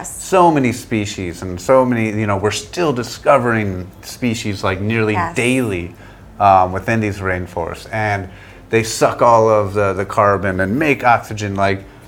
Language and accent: English; Chicago, Illinois, United States